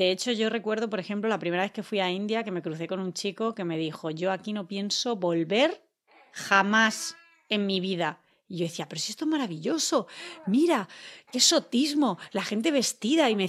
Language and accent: Spanish; Madrid, Community of Madrid, Spain; Sí, vengo de Madrid, claro, se me pega.